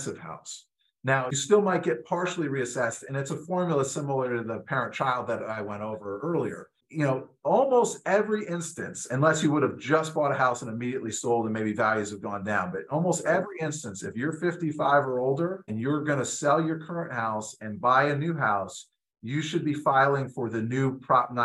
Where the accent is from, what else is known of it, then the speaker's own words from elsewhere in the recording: New Jersey, United States; moved away; I grew up in New Jersey